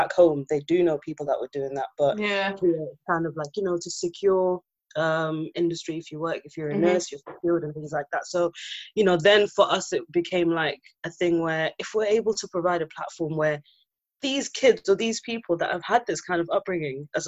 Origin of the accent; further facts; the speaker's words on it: Zimbabwe; now in United Kingdom; we're both from Zimbabwe, and a lot of us came here maybe late 90s, early 2000s, like our parents moved here